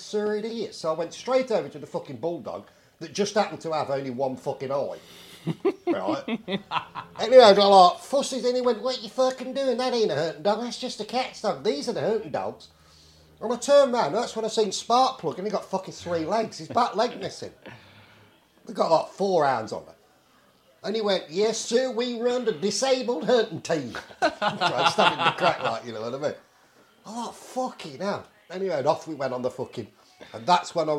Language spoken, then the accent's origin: English; England, United Kingdom; from England